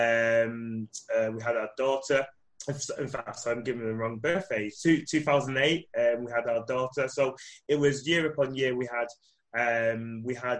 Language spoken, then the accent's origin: English; Manchester, North West England, United Kingdom; I am from Manchester, UK, and I'm currently in Manchester, UK